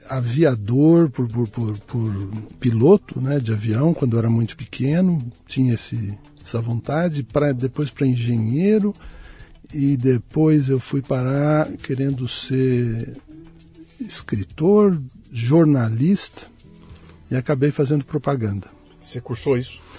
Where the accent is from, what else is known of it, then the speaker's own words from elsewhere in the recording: São Paulo, Brazil; Eu nasci em São Paulo mesmo.